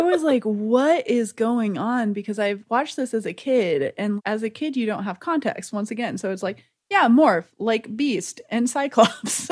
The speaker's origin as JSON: {"language": "English", "region": "the South", "country": "United States", "said": "I'm from the South"}